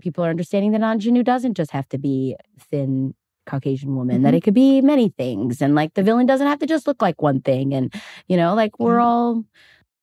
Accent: Chicago, Illinois, United States; now in Los Angeles, United States; I grew up in Chicago

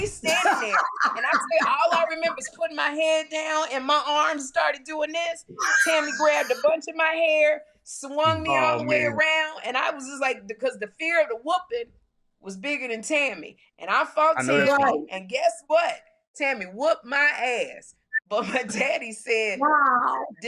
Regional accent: Chicago, Illinois, United States; I'm from Chicago

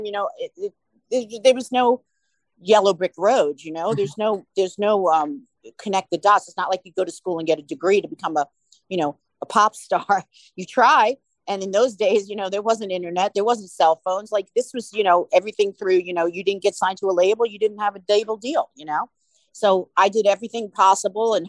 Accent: New York, United States; we're from New York

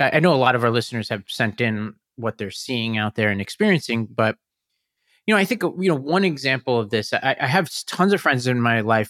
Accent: New York City, New York, United States; I grew up in Staten Island in the 9/11 environment

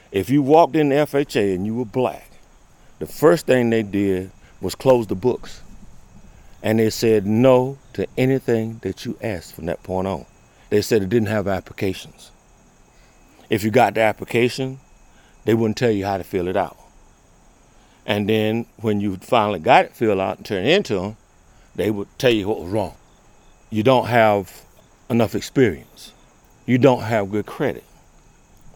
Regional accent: Williamston, North Carolina, United States; I was born and raised 40 miles from here, Williamston, North Carolina.

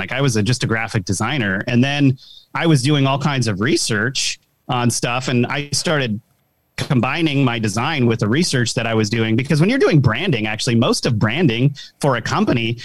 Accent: Rhode Island, United States; I'm from like a kind of a small city in Rhode Island, the smallest state in the country.

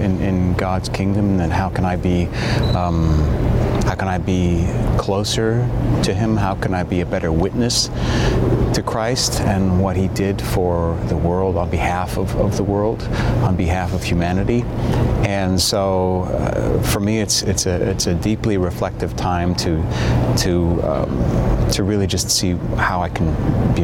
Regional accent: New York City, New York, United States; I was born here in New York City, and we lived here in the city, and then we moved to the suburbs.

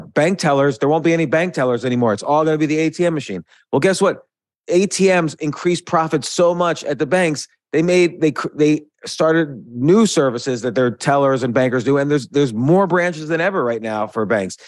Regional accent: New York, United States; moved away as an adult; also born or lived in South Florida; now in Georgia, United States; growing up in New York, in and around New York

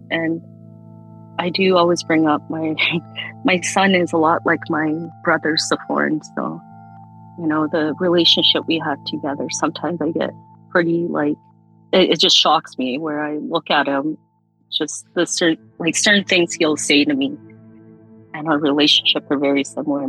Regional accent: Calgary, Alberta, Canada; we grew up in Radisson till I was probably about 10 years old

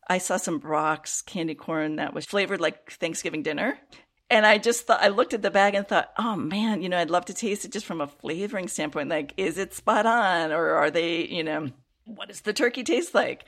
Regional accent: Chicago, Illinois, United States; I grew up in the Chicago area

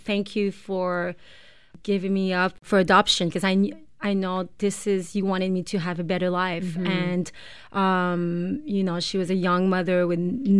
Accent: Montreal, Quebec, Canada; English is a second language; moved away as an adult; also born or lived in Bangkok, Thailand; now in Toronto, Canada; Yeah, because I'm from Montreal. Yeah, you were raised in Montreal.

